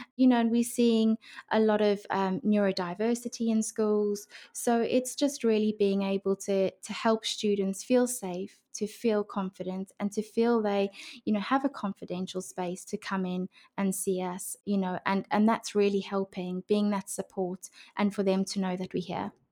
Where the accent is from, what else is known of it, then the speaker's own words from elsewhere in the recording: South Africa; moved away as an adult; also born or lived in Brisbane, Australia; now in United Kingdom; I grew up in South